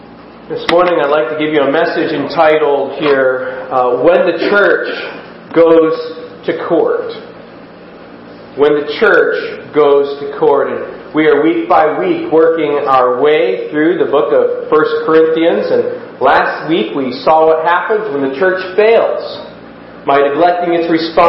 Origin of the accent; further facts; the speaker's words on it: United States; we as Americans